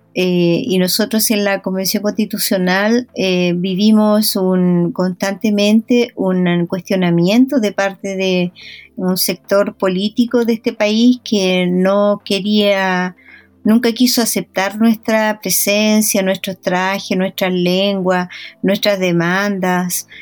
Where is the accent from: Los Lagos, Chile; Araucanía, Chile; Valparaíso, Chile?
Araucanía, Chile; Traiguén; moved away; yo fui nombrada hija ilustre de Trayen